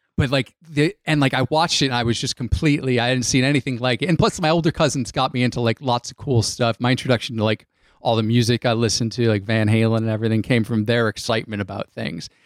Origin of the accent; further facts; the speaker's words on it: Connecticut, United States; I grew up in Connecticut